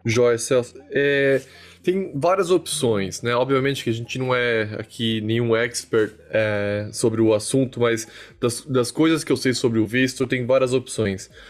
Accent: Brazil; moved away as an adult; also born or lived in Portugal; now in United States; eu saí do Brasil falando um inglês ok

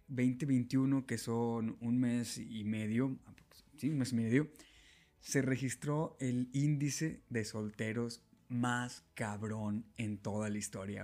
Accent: Monterrey, Nuevo León, Mexico; en Nuevo León, exactamente en Monterrey, lo que viene siendo de donde yo soy

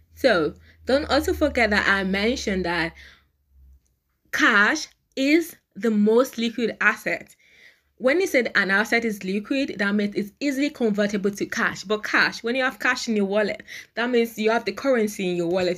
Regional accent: Nigeria; in Nigeria, I am a Nigerian

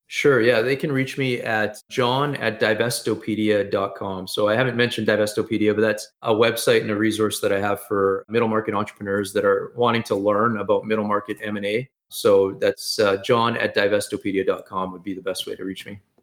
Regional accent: Edmonton, Alberta, Canada; I've always been, lived here in, in Canada, in Edmonton, Alberta.

